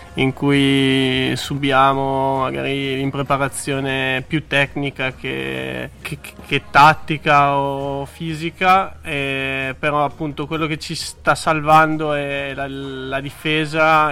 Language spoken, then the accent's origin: Italian; Casale Monferrato, Piedmont, Italy; now in Trento, Italy; io sono di Casale Monferrato